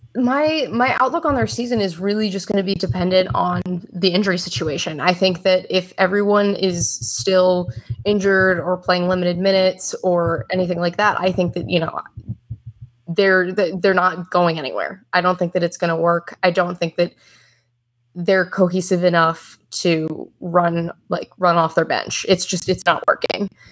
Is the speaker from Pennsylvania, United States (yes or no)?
yes; Philadelphia, Pennsylvania, United States; moved away; I'm from Philly, grew up a Sixers fan